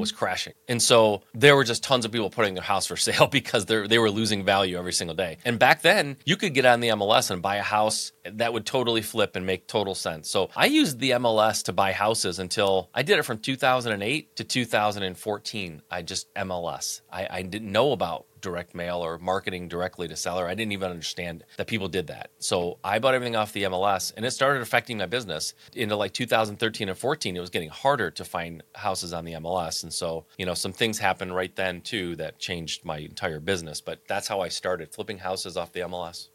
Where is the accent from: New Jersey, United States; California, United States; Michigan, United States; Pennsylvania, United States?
Michigan, United States; I'm born and raised in Michigan, so Midwest kid